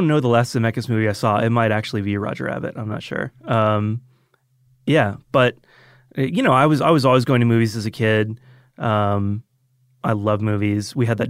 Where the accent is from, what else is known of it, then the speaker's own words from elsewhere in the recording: Roswell, Georgia, United States; also born or lived in Marietta; Yeah, I grew up in, well, I was born in Marietta, but then we moved to Roswell when I was like 3 or 4.